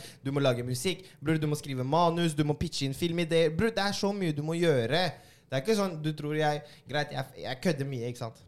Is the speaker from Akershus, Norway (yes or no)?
no; Oslo, Norway; born or raised there